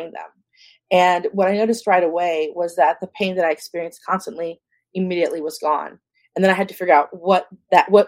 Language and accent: English; San Antonio, Texas, United States; now in California, United States; I grew up in San Antonio, Texas.